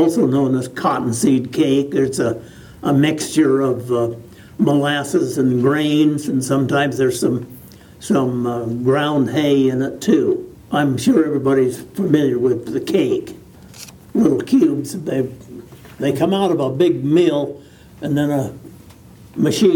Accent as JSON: {"language": "English", "town": "Wheatland", "region": "Wyoming", "country": "United States", "tie": "born or raised there", "also_born_or_lived": "Converse County, Wyoming", "said": "I was born in Wheatland in 23"}